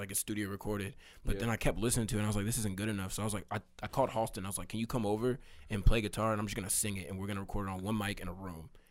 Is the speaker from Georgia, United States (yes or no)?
no; Katy, Texas, United States; also born or lived in Austin, Texas; I was born in Austin, and I lived there until I was five, and then I moved to Katy